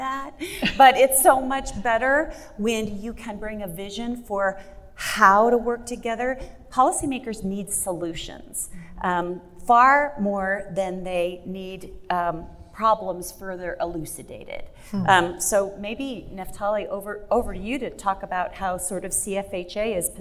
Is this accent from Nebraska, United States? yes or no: yes; Fremont, Nebraska, United States; my hometown is Fremont, Nebraska